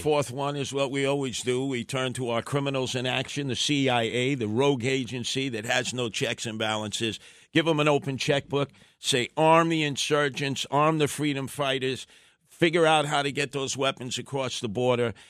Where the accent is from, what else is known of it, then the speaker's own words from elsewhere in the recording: United States; as an American